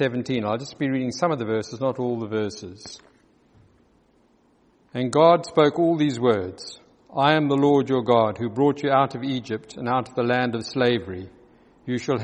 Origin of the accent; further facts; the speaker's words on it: South Africa; accent: South African; moved away; also born or lived in Johannesburg; As you probably recognize from my accent, I spent many years in South Africa